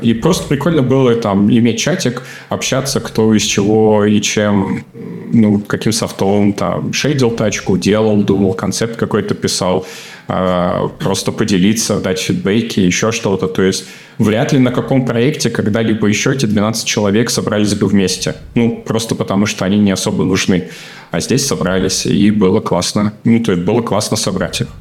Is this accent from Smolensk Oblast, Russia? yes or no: yes; Smolensk, Smolensk Oblast, Russia; moved away as an adult; now in Germany; я вырос в Смоленске, и это такой маленький региональный город